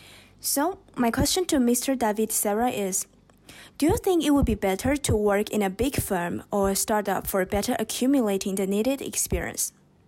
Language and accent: English; Taiwan; now in Wuhan, China; I'm originally from Taiwan, but I'm currently living in Wuhan.